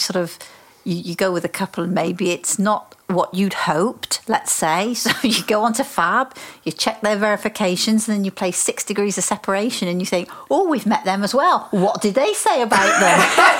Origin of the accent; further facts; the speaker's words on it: United Kingdom; we're so British about everything